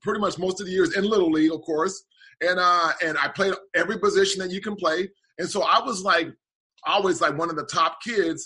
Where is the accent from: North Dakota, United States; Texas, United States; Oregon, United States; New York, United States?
Oregon, United States; Portland; moved away as an adult; growing up in Portland, Portland's a really small, and especially during my childhood days, a small town